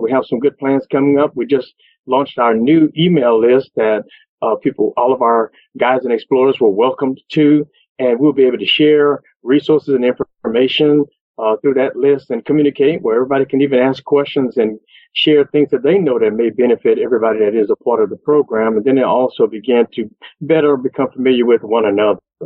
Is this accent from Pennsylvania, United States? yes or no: no; Beaumont, Texas, United States; I'm from Beaumont, Texas